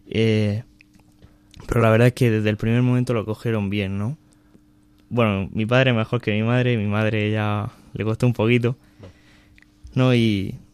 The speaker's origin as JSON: {"language": "Spanish", "town": "Alcantarilla", "region": "Region of Murcia", "country": "Spain", "said": "y soy de Murcia, de, un pueblo que está cerca de, la ciudad de Murcia, que se llama Alcantarilla."}